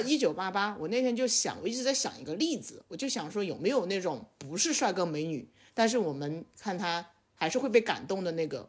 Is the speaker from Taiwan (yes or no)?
no; Sichuan, China; also born or lived in Beijing; now in Chengdu, China; 我的老家不是成都